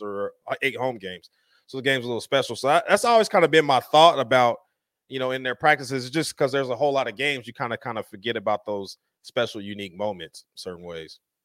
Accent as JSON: {"language": "English", "town": "Denver", "region": "Colorado", "country": "United States", "tie": "born or raised there", "moved": "yes", "lives_now": "Las Vegas, United States", "said": "I grew up in Denver, Colorado"}